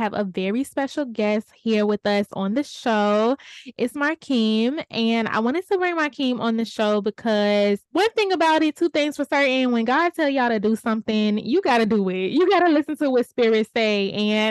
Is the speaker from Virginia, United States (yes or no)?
yes; Richmond, Virginia, United States